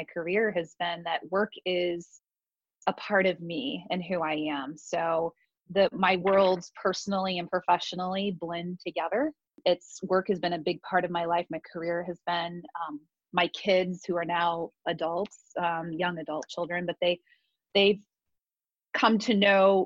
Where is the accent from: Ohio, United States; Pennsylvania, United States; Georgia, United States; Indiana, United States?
Indiana, United States; Warsaw; moved away as an adult; also born or lived in Las Vegas; now in Columbus, United States; I was born and raised in Indiana. I moved here when I was 18. Warsaw